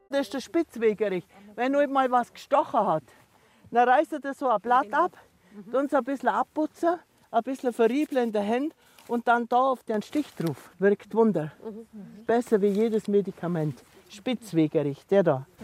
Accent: Niedersonthofen lake, Oberallgäu, Bavaria, Germany; an dem Ufer da hinten, wo der die Beimsee hat, da bin ich geboren. Das ist praktisch meine Heimat

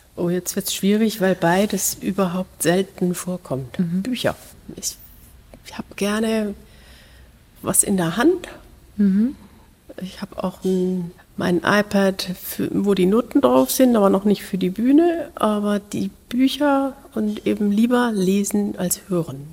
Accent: Lahr, Baden-Württemberg, Germany; moved away; dieser Musikschule in La, wo ich aufgewachsen bin

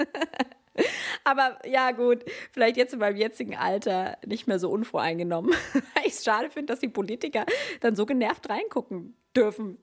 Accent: Germany; also born or lived in United States; wir sind aus Deutschland

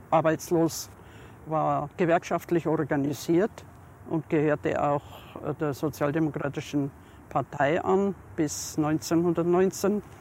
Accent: Munich, Bavaria, Germany; Ich bin 1909 geboren in München und hier in der Gegend in der Schleißheimer Straße aufgewachsen.

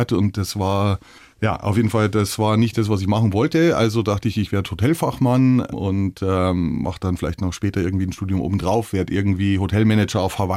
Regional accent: Bavaria, Germany; Eben auch selbst bei uns in Bayern, in Norddeutschland sind immer ganz erstaunt, so ein Bayer, der taucht ja mein Gott

